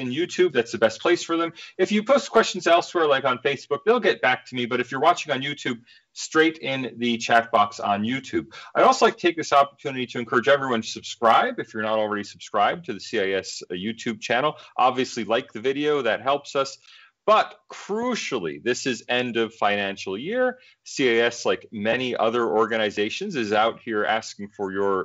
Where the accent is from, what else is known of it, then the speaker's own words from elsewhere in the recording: United States; moved away as an adult; now in Australia; as an American, and of course, you know, we Americans are very attached to our freedom of speech. As an American, I was a bit surprised coming to Australia